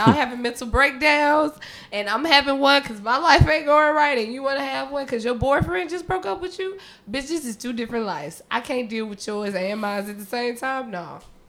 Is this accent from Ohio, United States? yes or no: no; Memphis, Tennessee, United States; I'm the nigga from Memphis.